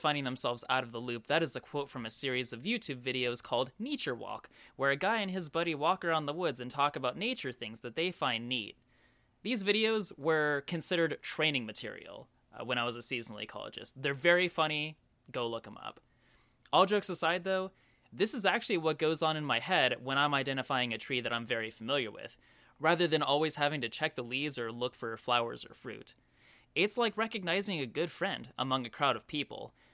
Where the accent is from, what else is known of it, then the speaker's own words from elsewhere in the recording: Oklahoma, United States; growing up in Oklahoma